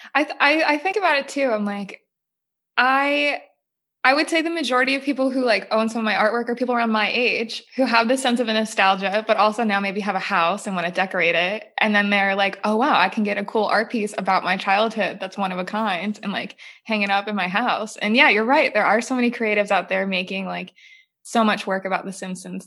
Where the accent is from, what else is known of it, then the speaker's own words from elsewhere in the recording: New Jersey, United States; I grew up in New Jersey